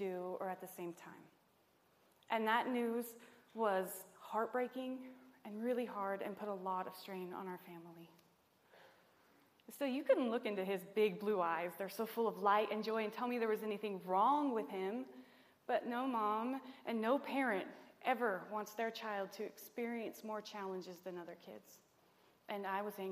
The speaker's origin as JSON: {"language": "English", "area": "Nevada County", "region": "California", "country": "United States", "said": "we're from Nevada County"}